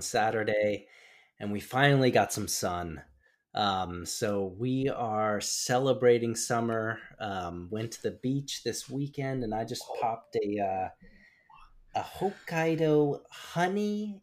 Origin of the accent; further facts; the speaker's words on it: United States; moved away as an adult; now in Japan; growing up in the States, the kingdom of corn.